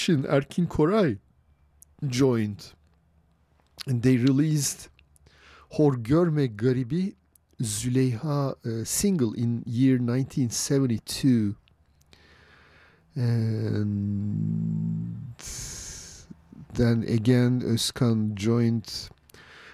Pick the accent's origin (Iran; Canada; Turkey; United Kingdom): Turkey; Istanbul; now in San Francisco, United States; where I grew up in Istanbul